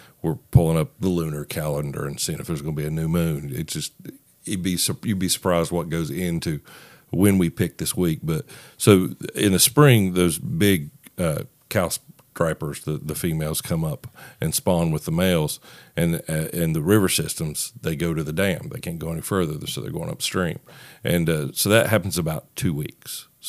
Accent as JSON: {"language": "English", "region": "West Virginia", "country": "United States", "moved": "as an adult", "lives_now": "Nashville, United States", "said": "I moved to Nashville from West Virginia about 3.5 years ago, and so this is one of the times, you know, we go home and meet and spend time with family."}